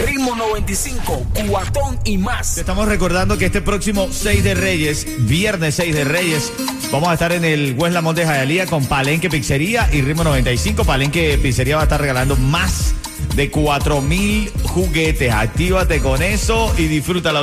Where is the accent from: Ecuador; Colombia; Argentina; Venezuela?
Venezuela; moved away; Yo soy venezolano, yo soy venezolano